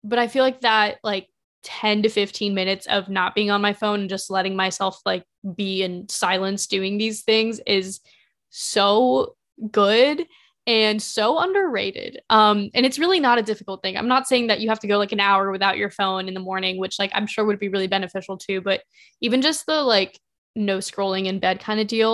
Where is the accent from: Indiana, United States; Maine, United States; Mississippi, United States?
Indiana, United States; Carmel; also born or lived in Spain / Mexico; we moved to a different house in Carmel, Indiana, and then that's where we stayed for the following thirteen years